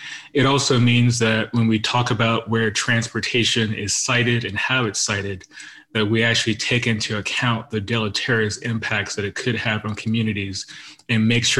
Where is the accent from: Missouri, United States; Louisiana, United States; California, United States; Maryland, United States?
California, United States; Southern; Growing up in Southern California.